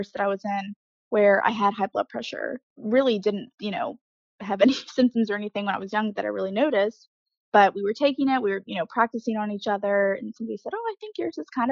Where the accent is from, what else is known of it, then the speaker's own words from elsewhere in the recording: Mannington, West Virginia, United States; now in Morgantown, United States; I'm from a town about 45 minutes away, Mannington